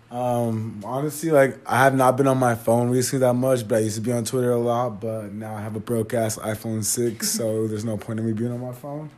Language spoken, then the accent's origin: English; the Bay Area, California, United States; moved away; I'm from the Bay, and like it's pretty different up there